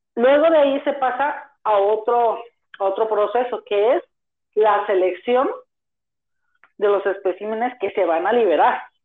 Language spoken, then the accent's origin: Spanish; Zapopan, Jalisco, Mexico; Nacido en Zapopan, Jalisco, estoy estudiando en la Universidad de Guadalajara